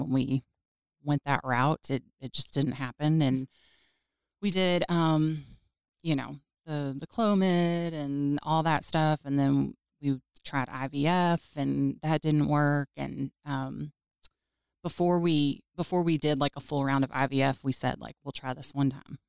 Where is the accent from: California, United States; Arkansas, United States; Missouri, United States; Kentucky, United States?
Kentucky, United States; Louisville; also born or lived in Lexington, Kentucky; I grew up in Louisville, Kentucky born and raised there